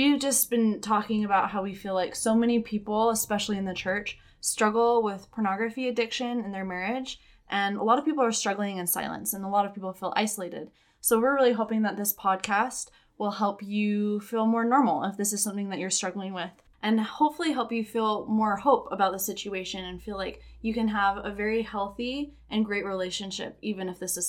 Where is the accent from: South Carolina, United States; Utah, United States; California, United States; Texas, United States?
Utah, United States; Yeah, so I was also born and raised in Utah. I'm the oldest of 9 kids